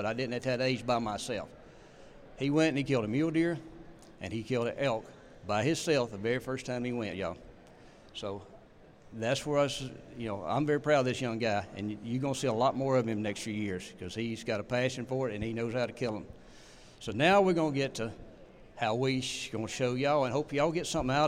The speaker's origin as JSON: {"language": "English", "region": "North Central Mississippi", "country": "United States", "said": "we're from North Central Mississippi. I grew up dog hunting"}